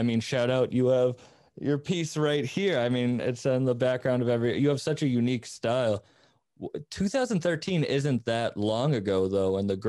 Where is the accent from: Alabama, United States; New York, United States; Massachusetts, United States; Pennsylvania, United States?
Massachusetts, United States; Cape Cod; moved away; We're originally from Cape Cod.